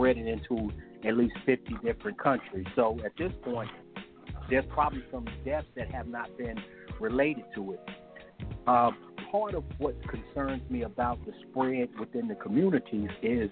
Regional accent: United States

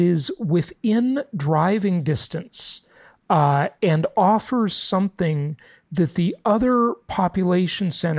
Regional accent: Los Angeles, California, United States; also born or lived in San Diego / Orange County; I grew up in Los Angeles, just north of Orange County

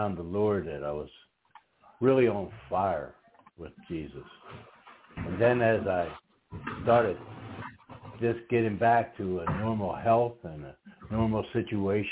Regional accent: outside of the Philadelphia area, Pennsylvania, United States; childhood growing up outside of the Philadelphia area

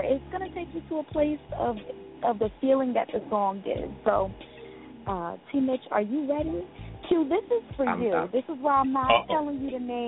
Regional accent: Jersey City, New Jersey, United States; I am from Jersey City, New Jersey

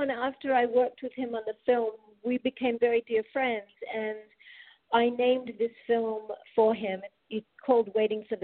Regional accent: Australia; now in United States; from Australia. I've been here in America a long time though, since like '86 or something.

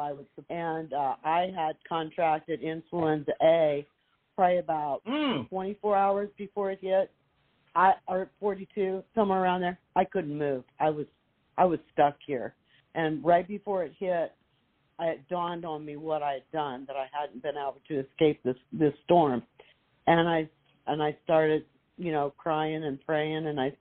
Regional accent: Midwest, United States; now in Florida, United States; I grew up in the Midwest, and we have tornadoes up there

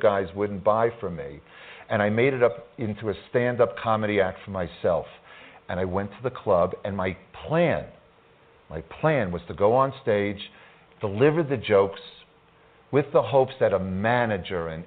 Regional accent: Long Island, New York, United States; ever since I was a little boy growing up on Long Island

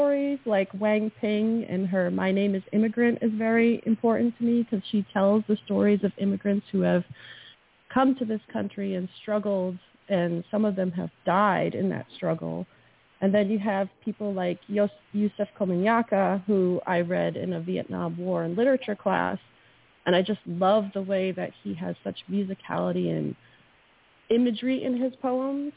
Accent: New England, United States; I'm from New England. You can't be a New Englander without knowing Robert Frost

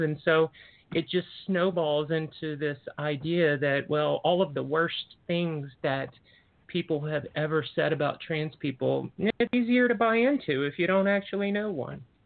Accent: the South, United States; moved away as an adult; I grew up in the South

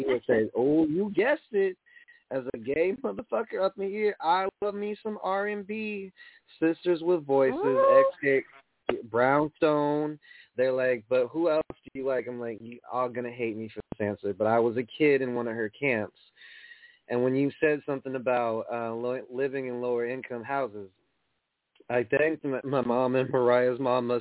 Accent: New York, United States; I'm from New York

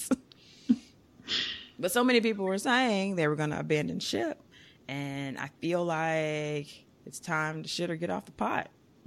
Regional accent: United States; I'm American. This is my country.

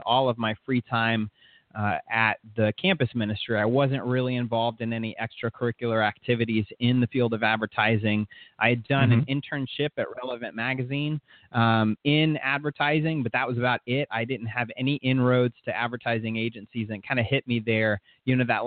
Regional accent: Orlando, Florida, United States; also born or lived in St. Petersburg, Florida / Gainesville, Florida; So I was really raised in Orlando, Southeast Orlando

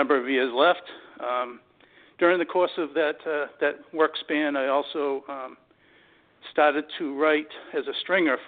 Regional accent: Massachusetts, United States; I grew up in Massachusetts entirely

